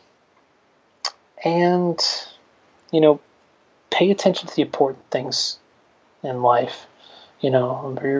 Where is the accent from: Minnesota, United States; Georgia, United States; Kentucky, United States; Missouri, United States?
Georgia, United States; Newnan; my hometown of Noonan